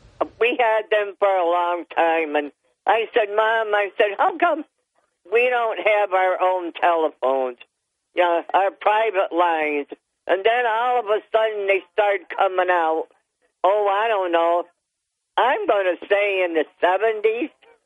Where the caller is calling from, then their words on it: Town of Dickinson, New York, United States; from Town of Dickinson.